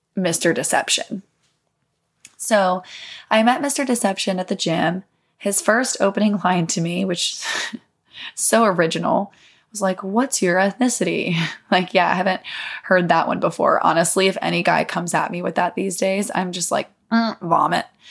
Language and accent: English; Mississippi, United States; I grew up in the South, um, in Mississippi